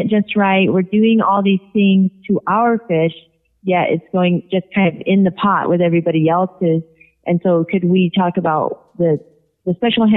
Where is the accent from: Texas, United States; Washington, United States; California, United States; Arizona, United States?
Washington, United States; Puget Sound; my hometown where we're from in the Puget Sound